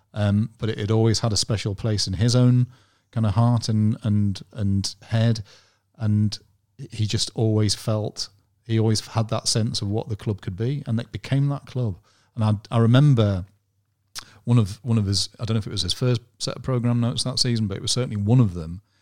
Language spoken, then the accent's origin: English; Durham, North East England, United Kingdom; also born or lived in Hull / Newcastle; I'm from Durham, I'm a Durham lad, so I'd always, always lived, lived around Durham